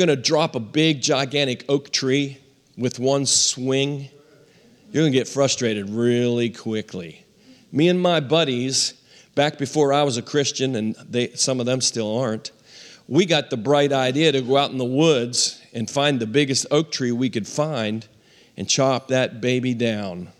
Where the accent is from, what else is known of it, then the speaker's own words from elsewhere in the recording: Western Maryland, United States; We were raised in Western Maryland